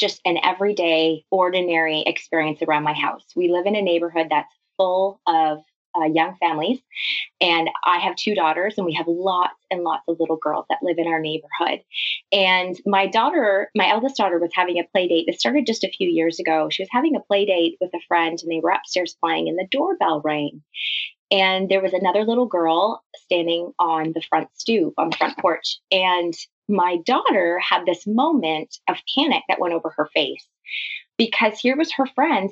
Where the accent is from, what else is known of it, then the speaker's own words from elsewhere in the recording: Canada; also born or lived in London, Ontario; I'm Canadian. I live in a city just outside of Toronto called London